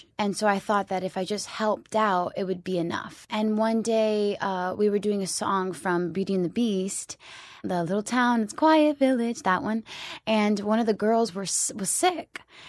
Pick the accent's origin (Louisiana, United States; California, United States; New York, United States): New York, United States; also born or lived in Florida; I grew up in New York and in Florida.